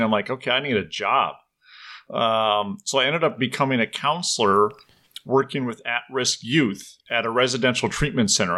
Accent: Minnesota, United States; also born or lived in Ireland; now in Madison, Wisconsin, United States; I grew up in Minnesota

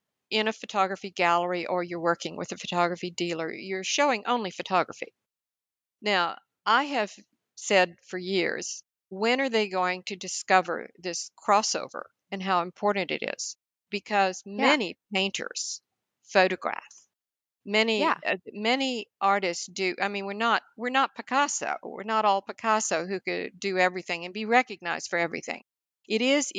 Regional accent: High Plains of the Texas Panhandle, United States; the family farm where I grew up on the High Plains of the Texas Panhandle

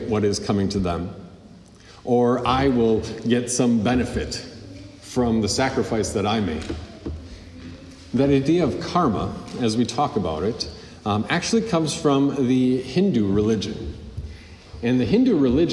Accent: United States

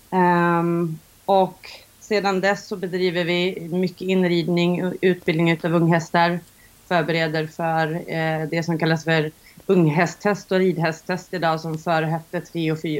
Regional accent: Gotland, Sweden; jag kommer faktiskt från Gotland från början även om många säger att jag lyckas dölja det lite väl i, min, i mitt språk.

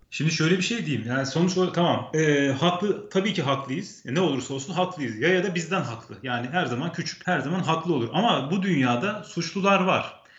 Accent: Ankara, Turkey; moved away as an adult; now in Copenhagen, Denmark; Ben doğma büyüme Ankaralıyım

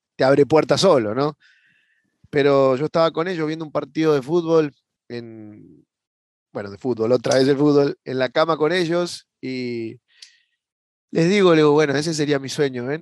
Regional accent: Buenos Aires, Argentina; yo soy de Buenos Aires, Argentina, y, bueno, desde pequeño

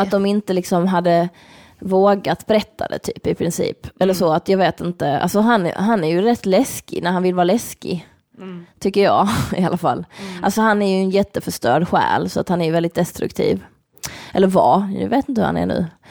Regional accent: Malmö, Skåne, Sweden; moved away; jag var hemma i Malmö

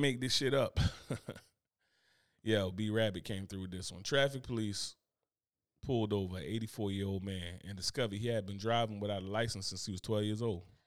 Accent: United States; I'm American

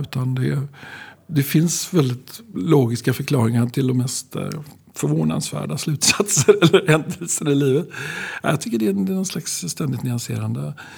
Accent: Skövde, Västra Götaland, Sweden; jag är född i Skövde

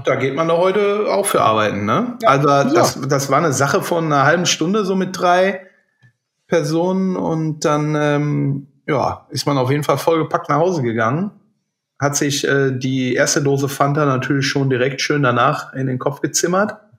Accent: Burg, Rhineland-Palatinate, Germany; unseren äh, leider schon verstorbenen Bäcker in meinem Heimatort

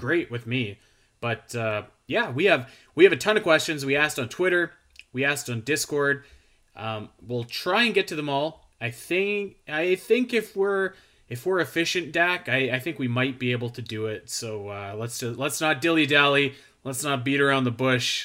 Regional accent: Canada; I'm, I'm Canadian

